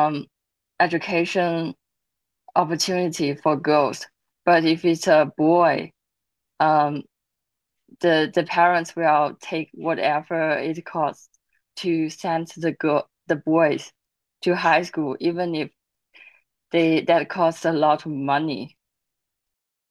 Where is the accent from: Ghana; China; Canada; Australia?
China; Zhejiang; moved away; also born or lived in United States; I come from Zhejiang province in China